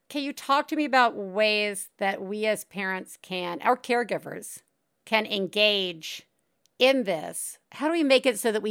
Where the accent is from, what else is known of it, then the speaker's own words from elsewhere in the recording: Deep South, United States; I'm from the Deep South. I know who my people are